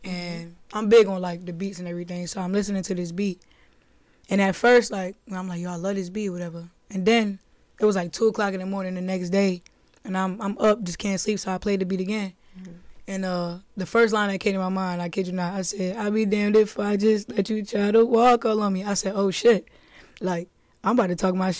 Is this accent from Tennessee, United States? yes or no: no; Newark, New Jersey, United States; I'm from Newark, New Jersey